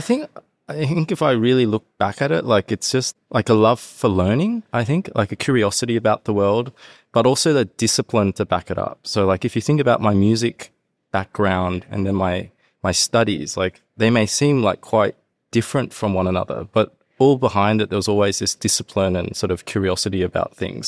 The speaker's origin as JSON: {"language": "English", "town": "Sydney", "region": "New South Wales", "country": "Australia", "tie": "born or raised there", "also_born_or_lived": "Hong Kong / Canberra", "moved": "as an adult", "lives_now": "Japan", "said": "I grew up in Sydney"}